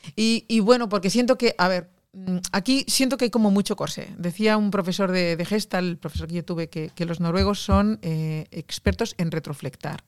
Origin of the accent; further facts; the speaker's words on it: Barcelona, Catalonia, Spain; now in Norway; yo soy de Barcelona